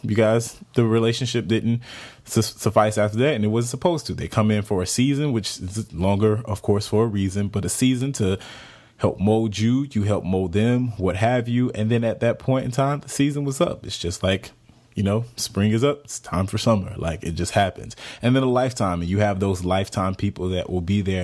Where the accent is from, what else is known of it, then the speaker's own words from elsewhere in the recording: Jacksonville, Florida, United States; moved away; I'm from Jacksonville, Florida